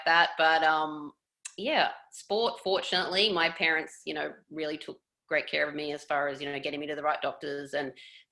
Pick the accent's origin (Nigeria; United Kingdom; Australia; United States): Australia; Coffs Harbour, New South Wales; moved away as an adult; now in Toronto, Canada; I grew up in Coffs Harbour, so a little beach town, northern, mid-north coast, New South Wales.